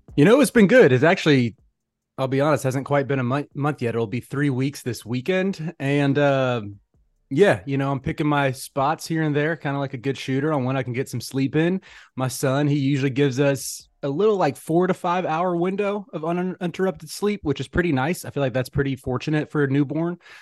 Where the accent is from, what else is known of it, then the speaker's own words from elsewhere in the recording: Charlotte, North Carolina, United States; I'm from Charlotte